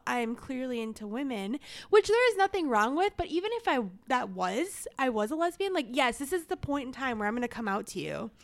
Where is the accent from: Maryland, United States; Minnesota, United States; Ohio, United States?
Minnesota, United States; I'm from the Twin Cities